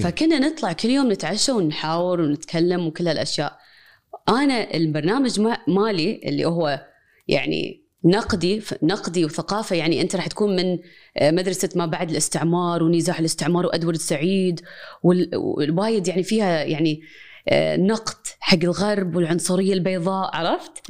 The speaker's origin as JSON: {"language": "Arabic", "country": "Kuwait", "tie": "born or raised there", "said": "انا مولوده كويتيه"}